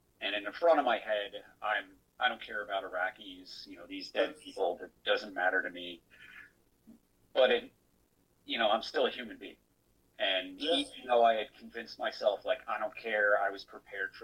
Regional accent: Long Island, New York, United States; I was born and raised in Long Island

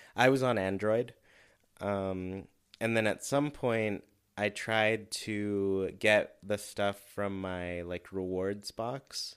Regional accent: Southern California, United States; growing up in Southern California with all the fires

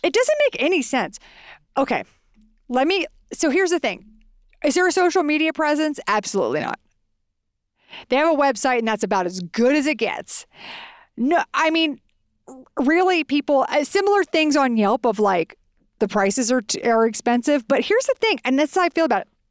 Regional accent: Texas, United States; now in Santa Fe, United States; we are from Texas

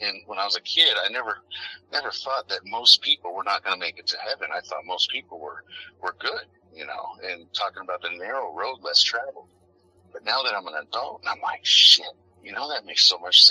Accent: United States; I'm an American

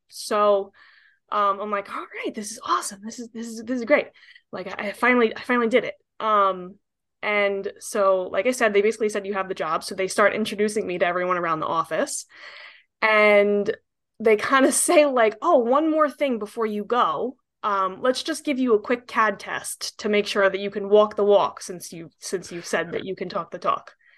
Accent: New York, United States; I'm an architect, born and raised in New York

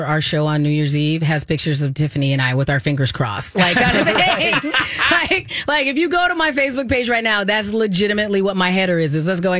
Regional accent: Arizona, United States; Oh, I grew up in Arizona, so Southern adjacent.

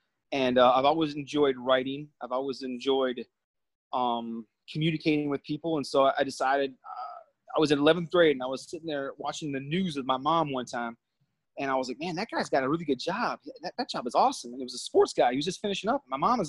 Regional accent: Minnesota, United States; also born or lived in New Jersey; I'm from Minnesota. I grew up in Minnesota for the most part. I lived in New Jersey as well for about 3.5 years growing up. So I call Minnesota home

